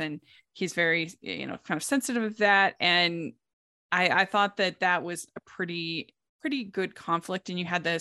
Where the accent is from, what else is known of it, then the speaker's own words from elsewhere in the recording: Maryland, United States; I grew up in Maryland.